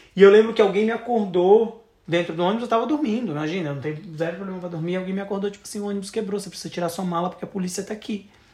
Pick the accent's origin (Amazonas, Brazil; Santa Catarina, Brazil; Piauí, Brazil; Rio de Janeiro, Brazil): Santa Catarina, Brazil; eu sou de Santa Catarina